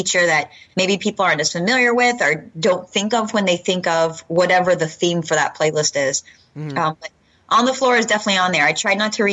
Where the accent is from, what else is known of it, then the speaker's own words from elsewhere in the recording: Texas, United States; I grew up in Texas